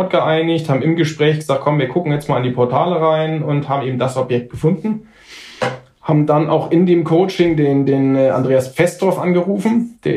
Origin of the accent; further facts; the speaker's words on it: Nuremberg, Bavaria, Germany; weil ich komme aus Nürnberg.